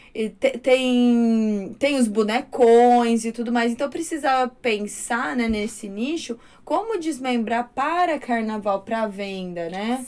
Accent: Torrinha, São Paulo, Brazil; Eu nasci numa cidade que lá em Torrinho o carnaval era muito, é muito folclórico.

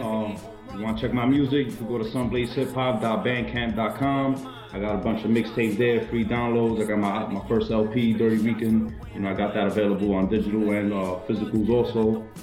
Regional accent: New York City, New York, United States; being a Boricua, you know, growing up in Brooklyn, you know, Sunset Park

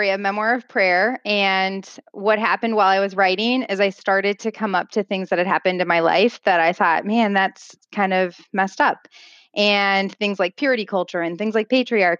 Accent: Midwest, United States; I grew up in the Midwest

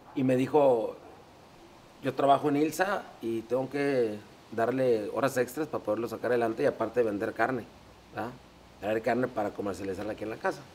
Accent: San Nicolás de los Garza, Nuevo León, Mexico; Yo nací en San Nicolás, soy de San Nicolás de los Garza, Nuevo León

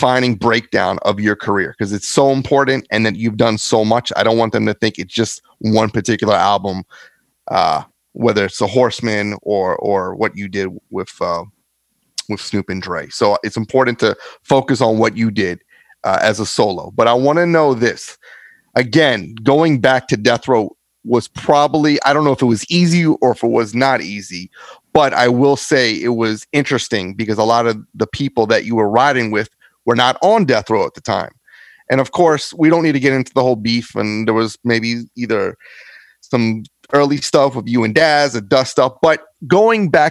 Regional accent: Philadelphia, Pennsylvania, United States; now in South Florida, United States; I'm from Philly

